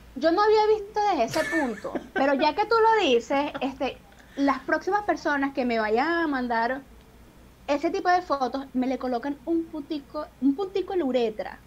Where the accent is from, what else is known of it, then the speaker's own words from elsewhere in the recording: Venezuela; moved away as an adult; now in Peru; yo saliera de Venezuela